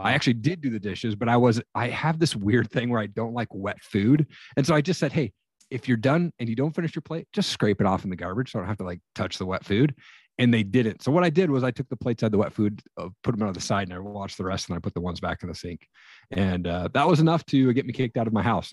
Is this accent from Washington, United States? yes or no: yes; Eastern Washington, United States; now in Northern Idaho, United States; I grew up in Eastern Washington.